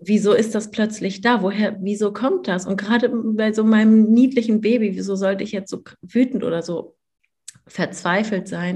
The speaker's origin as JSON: {"language": "German", "region": "Hamburg", "country": "Germany", "said": "ich komme aus Hamburg."}